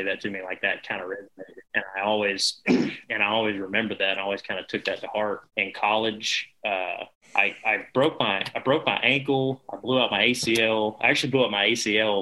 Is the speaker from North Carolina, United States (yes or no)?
yes; Mooresville, North Carolina, United States; we grew up in Mooresville, North Carolina, there, central North Carolina